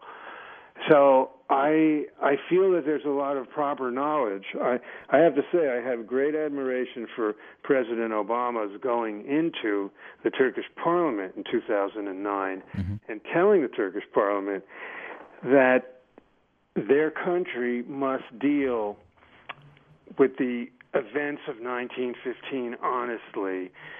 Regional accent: United States; as an American citizen, one who feels a great love of nation

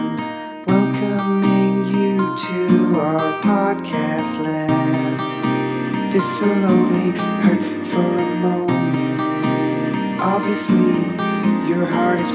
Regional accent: England, United Kingdom; we're from England, and in England, everything's super cramped

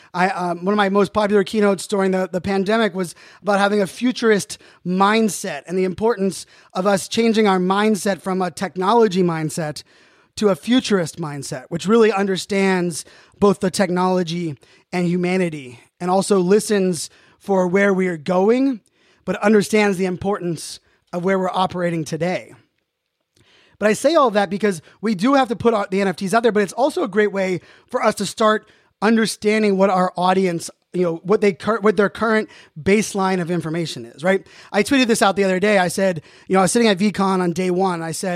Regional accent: Pittsburgh, Pennsylvania, United States; I know most of you know I'm a proud Pittsburgh Steeler, Pittsburgh sports fan, born and raised in Pittsburgh.

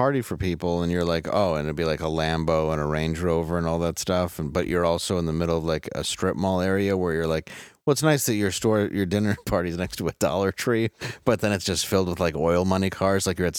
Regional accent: Detroit, Michigan, United States; I'm from Detroit.

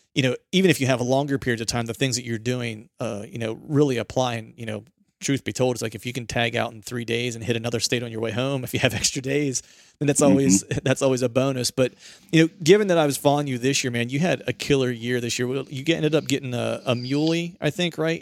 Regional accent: Pennsylvania, United States; my home state, Pennsylvania

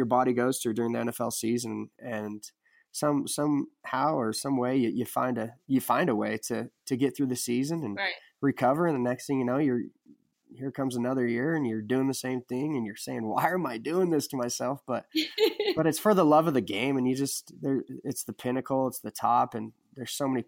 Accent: Butte, Montana, United States; also born or lived in Philadelphia, Pennsylvania

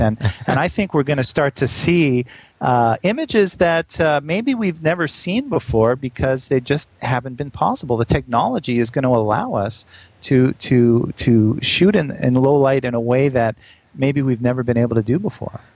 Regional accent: Canada; now in New York, United States; Canadian all the way

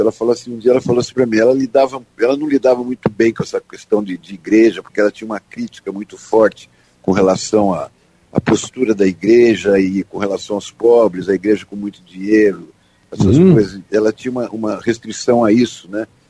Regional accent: Ubatuba, São Paulo, Brazil; also born or lived in Santos / Taubaté; eu nasci em Santos, fui criado em Ubatuba. E depois eu fui para, com 10, 11 anos, fui para Taubaté

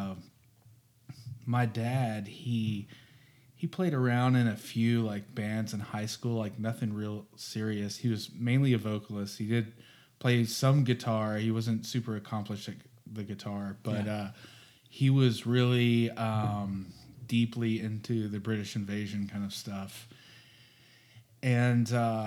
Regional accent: Jackson, Mississippi, United States; in Jackson, Mississippi, growing up. I'm from Mississippi.

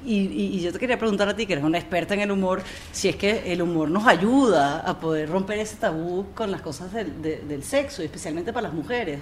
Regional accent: Amazonas, Venezuela; now in United States; yo crecí en el Amazonas

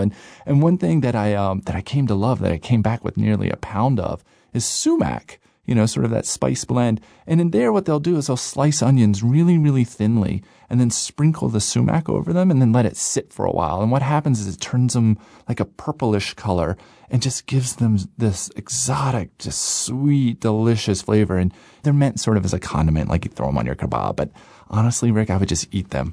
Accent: United States; I'm, you know, I'm American

